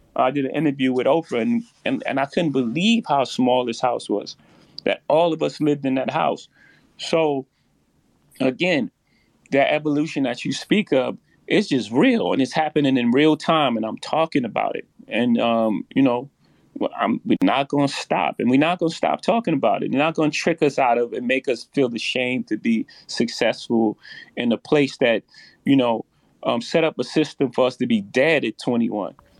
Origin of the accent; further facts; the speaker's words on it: New York, United States; I come from Marcy Projects